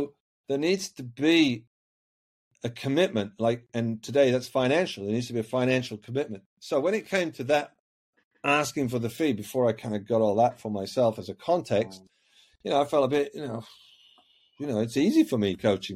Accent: Yorkshire and the Humber, United Kingdom; I was brought up in Yorkshire, the north of England.

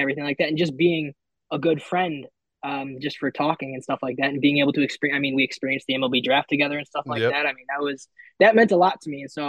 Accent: Chicago, Illinois, United States; my hometown of Chicago

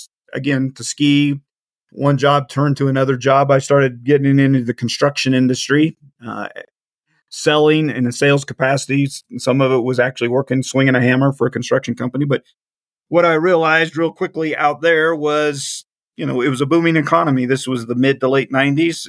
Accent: Central Kansas, United States; born and raised Central Kansas

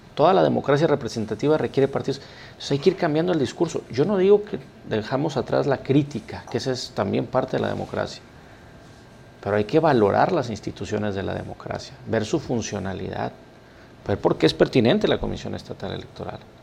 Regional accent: Mexico; todos somos mexicanos

